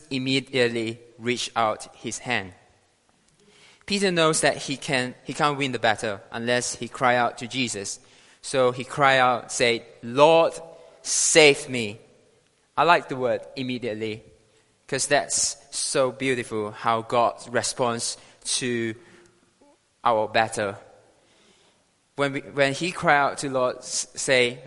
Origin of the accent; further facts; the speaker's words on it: Malaysia; now in United Kingdom; I'm proudly to share to you guys today as a Malaysian citizen